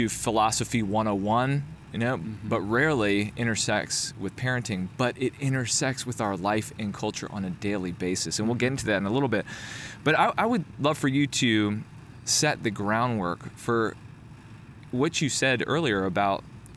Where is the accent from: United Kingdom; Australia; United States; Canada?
United States; Connecticut; moved away; I'm Connecticut.